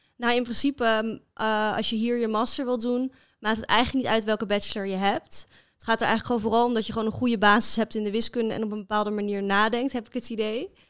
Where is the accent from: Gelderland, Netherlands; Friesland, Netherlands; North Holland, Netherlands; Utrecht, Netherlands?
Utrecht, Netherlands; Amersfoort; moved away as an adult; now in Groningen, Netherlands; Ik kom oorspronkelijk uit Amersfoort